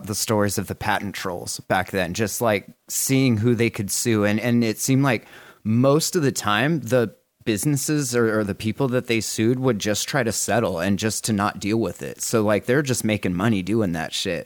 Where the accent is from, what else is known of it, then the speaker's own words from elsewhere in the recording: Montana, United States; also born or lived in Oregon; now in Eugene, United States; Originally from Montana, but yeah, I live in Oregon